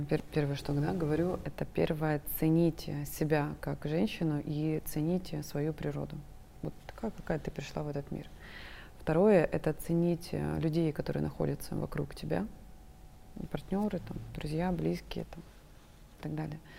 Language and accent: Russian; Krasnodar, Krasnodar Krai, Russia; Я из Краснодара.